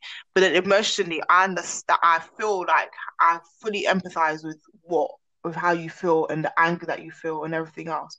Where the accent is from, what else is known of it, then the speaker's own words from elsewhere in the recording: London, United Kingdom; moved away as an adult; When I left South London